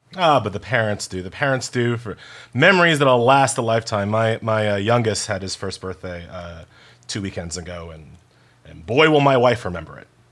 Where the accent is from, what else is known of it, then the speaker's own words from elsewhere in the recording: New York, United States; I'm from New York